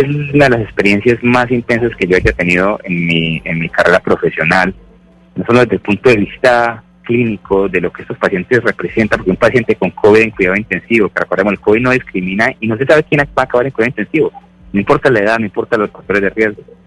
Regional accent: Medellín, Antioquia, Colombia; moved away as an adult; now in New York, United States; Yo soy de Medellín, eh, estudié medicina aquí en Medellín y viajé a Estados Unidos, donde llevo 14 años

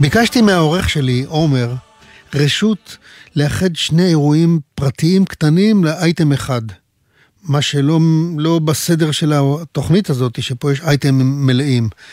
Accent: Pardes Hanna-Karkur, Haifa District, Israel; moved away; היו לי בילדותי שכנים דתיים בפרדס חנה

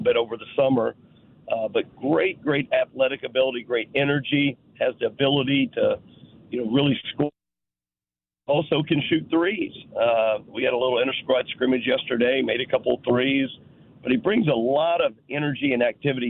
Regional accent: near Owensboro, Kentucky, United States; now in St. Louis, United States; Owensboro was about 30, 35 minutes from my hometown

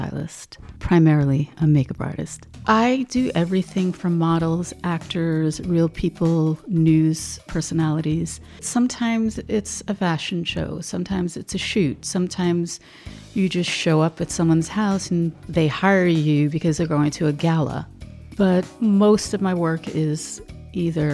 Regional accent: New York City, New York, United States; in my home growing up in Brooklyn

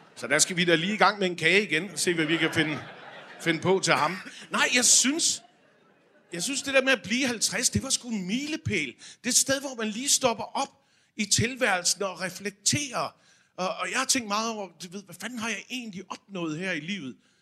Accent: Aarhus, Central Denmark Region, Denmark; moved away; jeg var i Aarhus, Øh, hvor jeg kommer fra

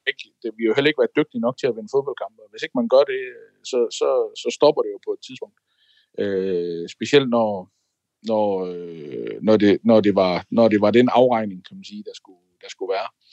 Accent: Denmark; moved away as an adult; now in Prague, Czech Republic

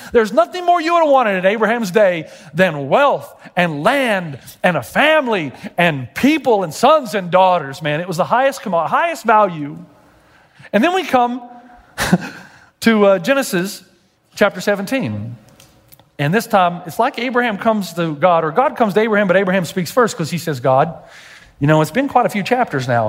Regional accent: Tennessee, United States; I'm from Tennessee.

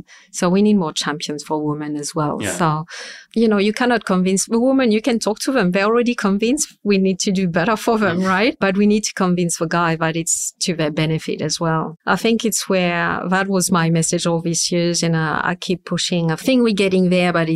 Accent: France; accent: super strong French accent; English is a second language; moved away as an adult; now in Sydney, Australia; We speak French at home, so that's I will never lose my super strong accent

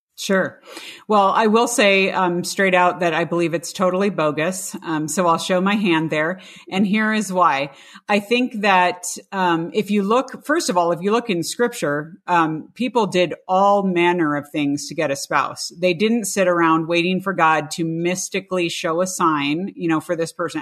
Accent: California, United States; growing up in the California public schools

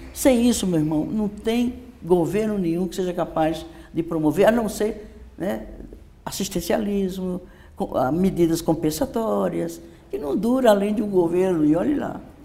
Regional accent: Northeast Brazil, Brazil; now in São Paulo, Brazil; eu sou nordestina, eu com minha família e milhares e milhões de famílias daquela região, sabemos o que significa a seca

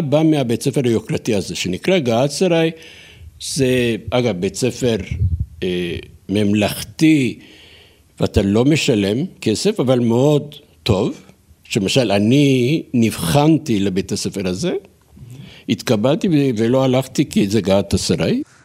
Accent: Turkey; now in Jerusalem, Israel; אני טורקי במקור, עליתי לארץ לפני 50 שנה

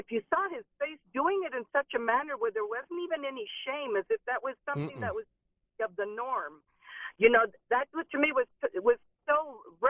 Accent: Venezuela; now in United States; I'm from Venezuela originally

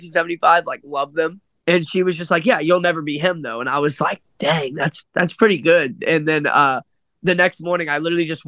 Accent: Dayton, Ohio, United States; moved away as an adult; now in Nashville, United States; I grew up in Dayton, Ohio.

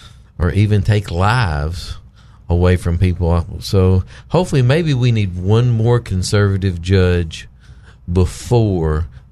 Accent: Mountain View, Arkansas, United States; I'm from Mountain View, Arkansas.

